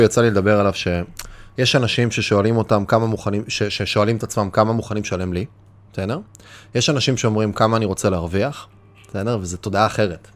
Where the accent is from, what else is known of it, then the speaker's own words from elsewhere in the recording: Kiryat Bialik, Haifa District, Israel; לקחתי בקריית ביאליק שוק, לקחתי, התחלתי, זה היה המקום שגדלתי בו